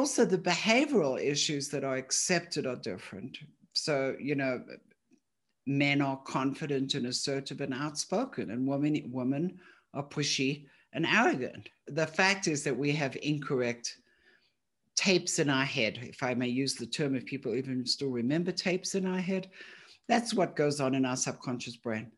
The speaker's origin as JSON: {"language": "English", "town": "Johannesburg", "region": "Gauteng", "country": "South Africa", "moved": "yes", "said": "I'm originally from Johannesburg"}